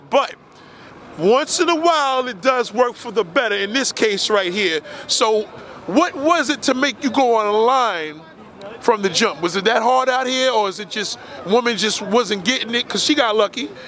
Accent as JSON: {"language": "English", "country": "Nigeria", "moved": "yes", "lives_now": "Texas, United States", "said": "I'm Nigerian too. Okay. Yeah, but I live in Texas."}